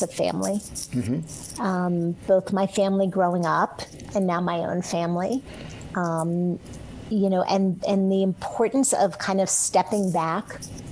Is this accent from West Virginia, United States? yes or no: no; D.C., District of Columbia, United States; I grew up outside of Washington, D.C.